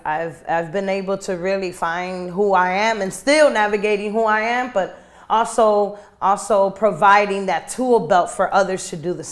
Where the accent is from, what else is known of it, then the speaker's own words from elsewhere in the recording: Chicago, Illinois, United States; also born or lived in Guayama, Puerto Rico; born and raised in Humboldt Park